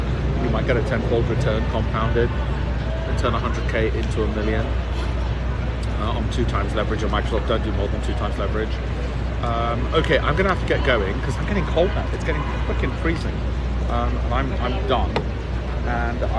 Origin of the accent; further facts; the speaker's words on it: Leeds, Yorkshire and the Humber, United Kingdom; I grew up in Armley in Leeds.